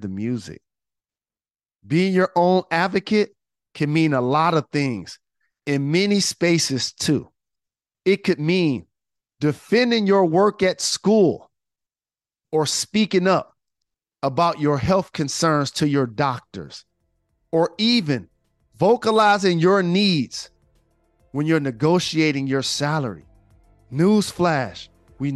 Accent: Detroit, Michigan, United States; born or raised there

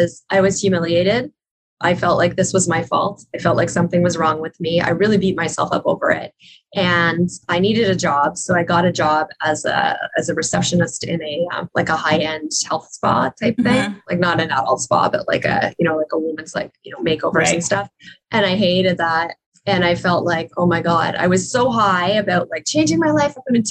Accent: Ottawa, Ontario, Canada; I was living in Ottawa at the time. Tony Robbins came to my hometown.

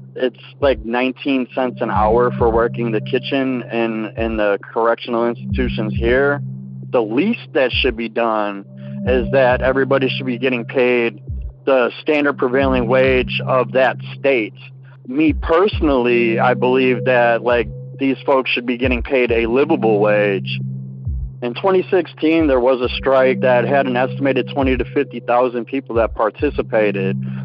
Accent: Milwaukee, Wisconsin, United States; I'm from Milwaukee, Wisconsin.

